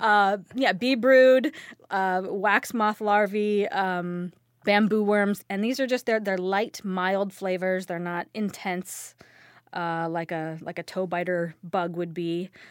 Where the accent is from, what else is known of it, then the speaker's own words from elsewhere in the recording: California, United States; now in Minnesota, United States; I'm from California, but I now live in Minnesota